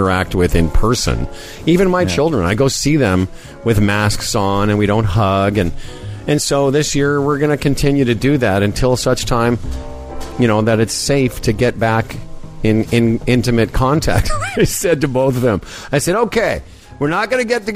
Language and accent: English; Moose Jaw, Saskatchewan, Canada; When I was a kid growing up in Moose Jaw